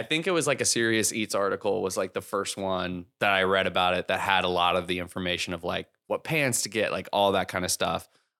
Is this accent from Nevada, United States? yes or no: no; San Diego, California, United States; now in Los Angeles, United States; San Diego.